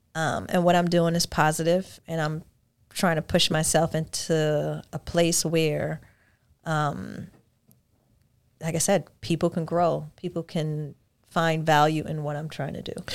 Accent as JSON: {"language": "English", "region": "New York", "country": "United States", "moved": "as an adult", "lives_now": "Georgia, United States", "said": "I'm from New York"}